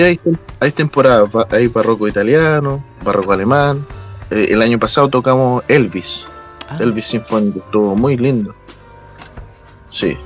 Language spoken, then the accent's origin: Spanish; Maule, Chile; nuestro corazón chileno, eh, con influencia, ¿cierto? de los otros continentes, pero queremos mostrar nuestro, nuestra música en sí, maulina y chilena